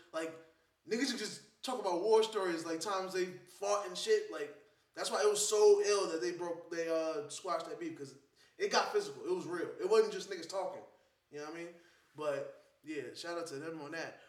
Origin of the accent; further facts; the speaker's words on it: New York, United States; As a New Yorker